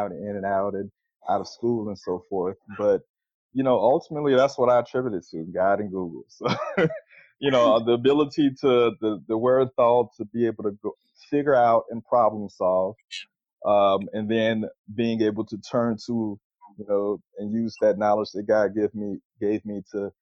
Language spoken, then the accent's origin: English; Pensacola, Florida, United States; now in Atlanta, United States; I grew up in Pensacola, Florida